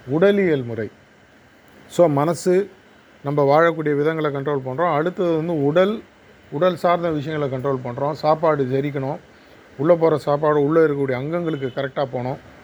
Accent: Chennai, Tamil Nadu, India; நான் பிறந்து வளர்ந்ததெல்லாம் சென்னை

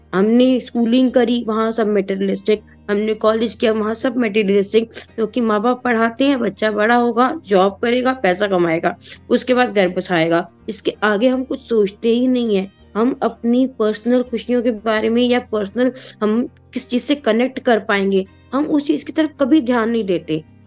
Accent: Delhi, India; दिल्ली के जो लोग स्पेशली हैं उनकी कोई भाषा नहीं है हमारी कोई लैंग्वेज नहीं है

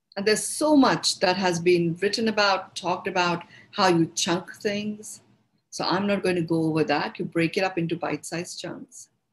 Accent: India; accent: Indian; it's my Indian accent.

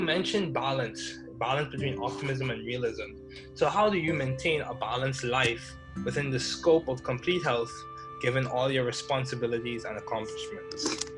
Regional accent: Bahamas; I grew up in the Bahamas

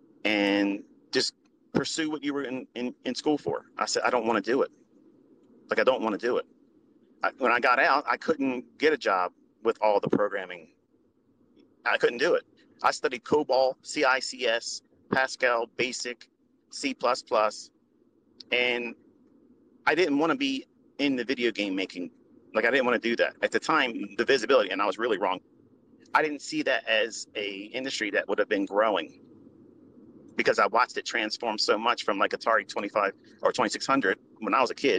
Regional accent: Middle River, Maryland, United States; I'm from Middle River, which is across the street, basically, from Essex, which is down the street from Dundalk, Maryland. Okay. And they are like the armpits of Maryland. Okay. As far as like white trash, like that's the areas where you see it from. And I can say that because I came up from it

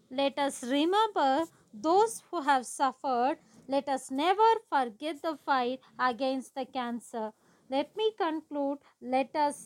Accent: Kodaikanal, Tamil Nadu, India; I am from Kodaikanal

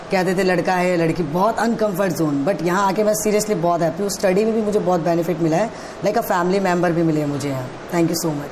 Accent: Delhi, India; और मैं बेसिकली दिल्ली से बिलोंग करता हूँ

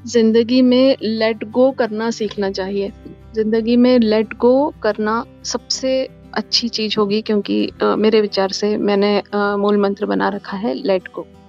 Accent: Bhopal, Madhya Pradesh, India; मैं भोपाल से हूँ तो गर्मी वहाँ काफ़ी पड़ती थी

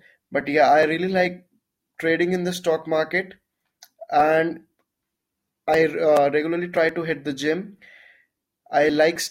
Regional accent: Jalandhar, Punjab, India; moved away as an adult; now in Dehradun, India; I hail from Jalandhar City, Punjab, the state of Five Rivers

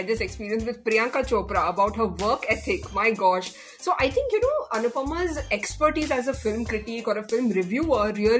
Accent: Bahrain; I was born and brought up in Bahrain

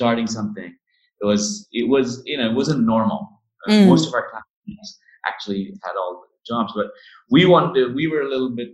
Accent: India; since I was a small kid growing up in India

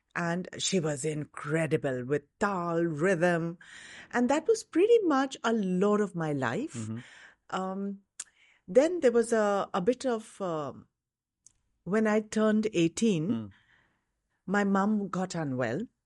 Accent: Mumbai, Maharashtra, India; I grew up in Bombay.

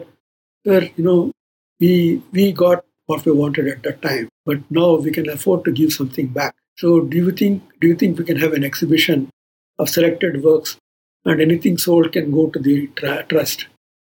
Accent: Bangalore, Karnataka, India; moved away as an adult; also born or lived in Mysore / Chennai; I am from Bangalore, Karnataka, Kannada-speaking Brahmin.

